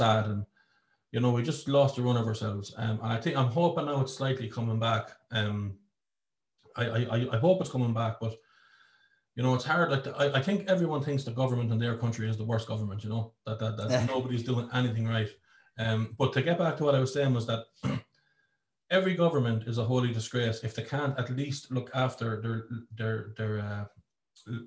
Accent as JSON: {"language": "English", "country": "Ireland", "said": "I'm not saying that I'm not proud to be Irish, but I used to love being Irish. I loved it. It was my identity. I would tell anyone anywhere, I am Irish"}